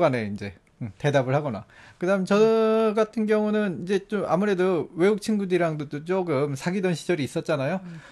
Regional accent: South Korea; moved away; 전 한국 사람이니까

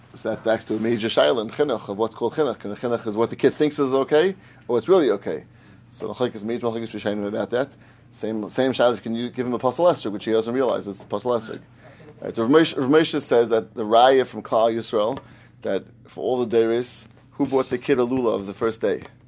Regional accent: New York, United States; I grew up in New York.

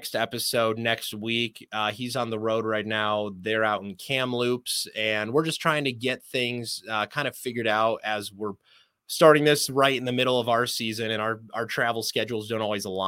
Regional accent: Michigan, United States; moved away as an adult; also born or lived in North Carolina; now in Erie, United States; back home in Michigan

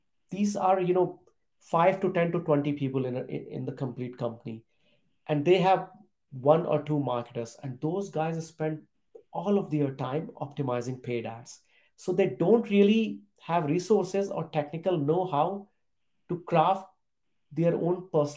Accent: India; moved away as an adult; also born or lived in Europe; I was born and brought up in a small town in India

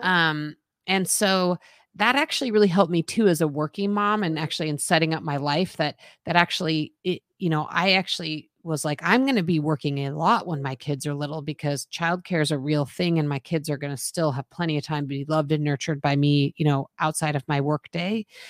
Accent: Boulder, Colorado, United States; moved away; I grew up in Boulder

